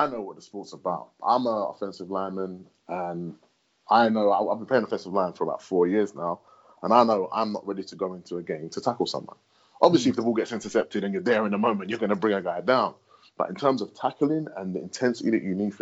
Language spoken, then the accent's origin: English; United Kingdom; we're British